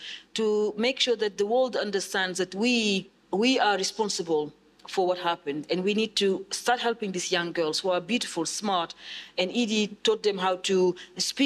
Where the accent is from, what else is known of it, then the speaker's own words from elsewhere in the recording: Senegal; also born or lived in United Kingdom; now in South East England, United Kingdom; I grew up in Senegal in very tough conditions. Ended up in Europe.